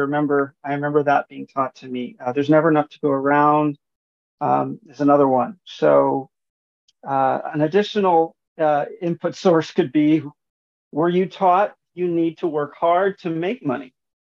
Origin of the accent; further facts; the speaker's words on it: San Diego, California, United States; also born or lived in Honolulu; I'm originally from San Diego, California, but as a military brat, I moved around quite a bit, and I eventually settled in Honolulu, where I graduated from high school